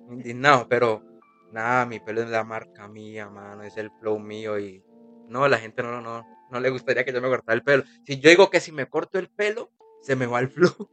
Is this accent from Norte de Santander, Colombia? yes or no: no; Tuluá, Valle del Cauca, Colombia; moved away as an adult; now in Cali, Colombia; yo soy de Tuluá. Yo soy de Tuluá, entonces cuando yo empecé a romper, a romper, yo sentí que eh, se me estaba haciendo un poquito pequeño el, el pueblo donde yo soy